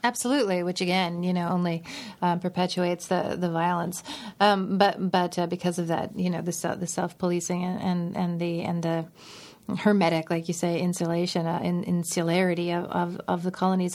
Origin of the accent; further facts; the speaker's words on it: Steinbach, Manitoba, Canada; Steinbach, which is my, my hometown